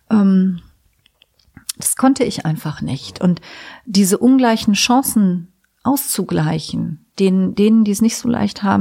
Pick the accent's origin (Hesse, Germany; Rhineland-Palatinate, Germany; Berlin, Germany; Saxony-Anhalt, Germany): Rhineland-Palatinate, Germany; Trier; Ich komme ja aus Trier, ne?